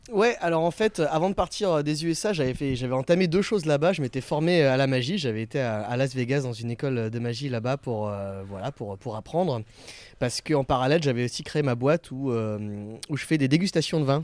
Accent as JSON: {"language": "French", "area": "Picardy", "region": "Hauts-de-France", "country": "France", "also_born_or_lived": "Florida, United States", "moved": "as an adult", "lives_now": "Barcelona, Spain", "said": "moi, je suis de Picardie à la base"}